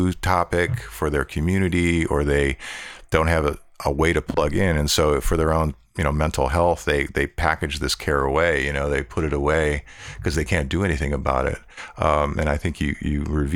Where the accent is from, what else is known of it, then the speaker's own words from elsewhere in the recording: Buffalo, New York, United States; growing up in Buffalo myself, Buffalo, New York